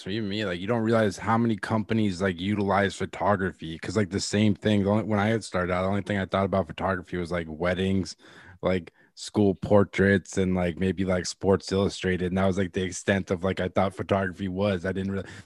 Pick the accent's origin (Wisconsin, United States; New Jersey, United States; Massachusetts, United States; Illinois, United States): Massachusetts, United States; Franklin; Yeah, Boston area, Fra- Franklin, Mass.